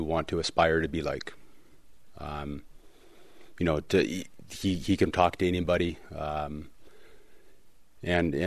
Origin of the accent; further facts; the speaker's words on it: Portland, Oregon, United States; growing up in Portland